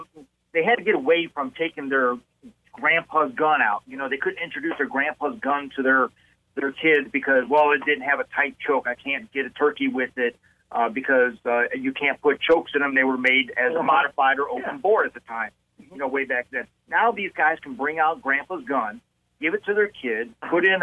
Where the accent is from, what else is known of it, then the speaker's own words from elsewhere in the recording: Ohio, United States; somebody from my home state